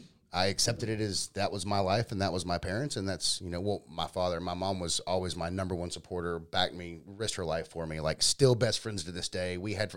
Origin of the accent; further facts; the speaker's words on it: Powder Springs, Georgia, United States; I grew up in Powder Springs. I grew up about 35 minutes south of here.